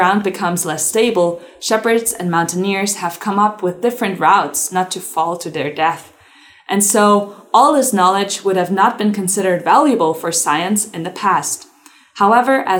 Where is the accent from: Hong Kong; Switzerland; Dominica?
Switzerland; moved away as an adult; now in North Carolina, United States; I have been born and raised in Switzerland.